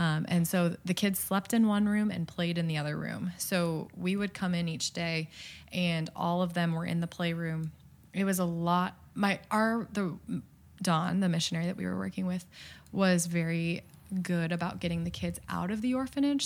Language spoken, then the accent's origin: English; Midwest, United States; I'm from the Midwest